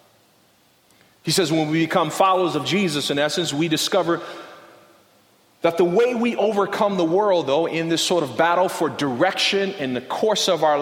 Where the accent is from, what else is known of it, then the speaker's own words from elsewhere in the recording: Compton, California, United States; I grew up in Compton, South Central